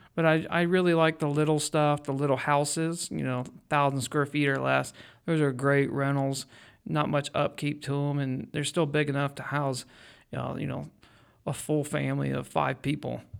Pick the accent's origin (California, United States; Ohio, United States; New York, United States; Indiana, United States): Ohio, United States; Mansfield; also born or lived in Florida / Shelby, Ohio; I grew up in Mansfield